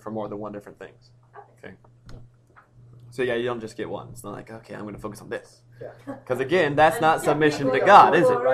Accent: United States; as an American

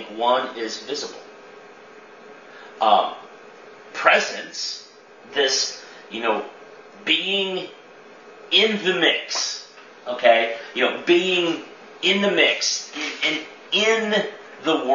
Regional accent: Chester, Illinois, United States; my hometown, Chester, Illinois

